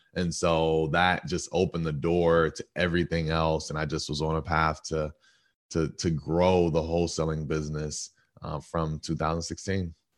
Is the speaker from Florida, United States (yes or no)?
no; Stone Mountain, Georgia, United States; I'm from Stone Mountain, uh, Georgia